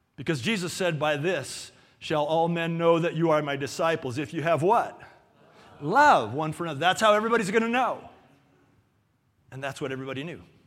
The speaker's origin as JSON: {"language": "English", "town": "Los Angeles", "region": "California", "country": "United States", "tie": "born or raised there", "moved": "yes", "said": "I grew up in Canoga Park."}